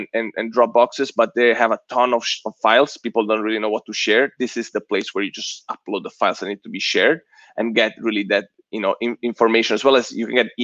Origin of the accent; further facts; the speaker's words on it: Southern Italy, Italy; now in United States; I'm Italian. I'm super direct. I'm from Southern Italy